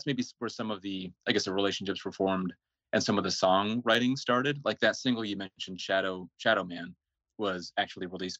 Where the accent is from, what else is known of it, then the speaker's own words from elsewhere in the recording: Seattle, Washington, United States; also born or lived in Finland; And I was born in Finland, but moved to the U.S. as a little baby. So I grew up in the Seattle area.